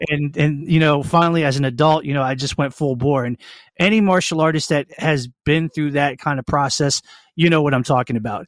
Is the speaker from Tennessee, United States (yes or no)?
no; Annapolis, Maryland, United States; born and raised in Annapolis, Maryland